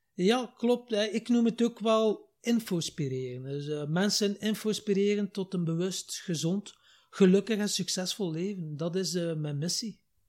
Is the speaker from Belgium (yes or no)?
yes; Wachtenbeke, Flanders, Belgium; also born or lived in Ghent; samen met mijn jongere broer heb ik eh, mijn jeugd doorgebracht in Wachtenbeke